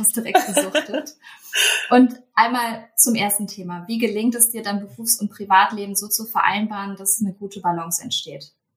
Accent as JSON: {"language": "German", "town": "Cologne", "region": "North Rhine-Westphalia", "country": "Germany", "tie": "born or raised there", "moved": "yes", "said": "in meiner alten Heimat."}